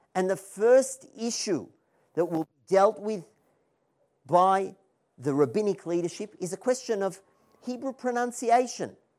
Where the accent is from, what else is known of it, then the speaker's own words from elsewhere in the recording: Melbourne, Victoria, Australia; now in Israel; I'm originally from Melbourne, Australia